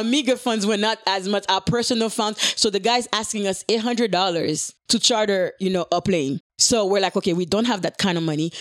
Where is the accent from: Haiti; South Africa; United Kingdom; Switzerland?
Haiti; moved away; growing up in Haiti.